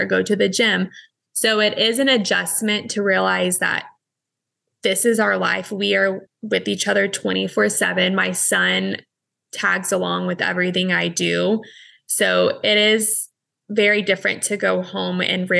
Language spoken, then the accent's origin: English; Texas, United States; moved away as an adult; now in California, United States; My hometown is about 2.5 hours away.